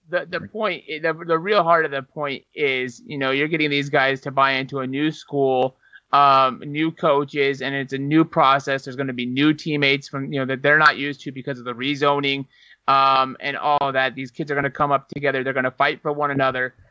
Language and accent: English; Northern Ohio, United States; now in Texas, United States; I come from Ohio. Uh, Northern Ohio